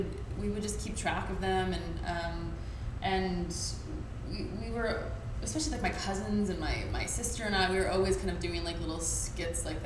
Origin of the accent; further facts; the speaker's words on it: Buffalo, New York, United States; moved away as an adult; also born or lived in Chapel Hill, North Carolina; I grew up in Buffalo, New York